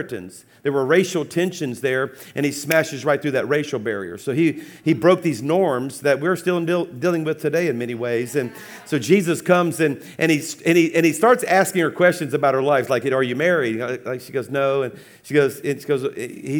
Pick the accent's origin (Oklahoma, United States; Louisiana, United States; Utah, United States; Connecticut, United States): Louisiana, United States; South; I'm a Cajun from South Louisiana